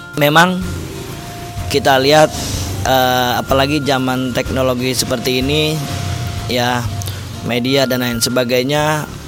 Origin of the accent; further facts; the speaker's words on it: Bekasi, West Java, Indonesia; bahasa saya, orang Bekasi